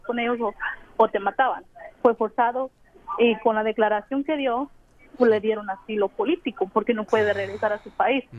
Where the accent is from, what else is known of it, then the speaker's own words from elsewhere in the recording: Guatemala; now in United States; somos de Guatemala